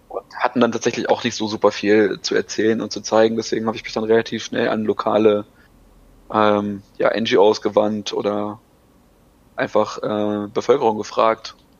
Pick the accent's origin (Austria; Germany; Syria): Germany; als Deutscher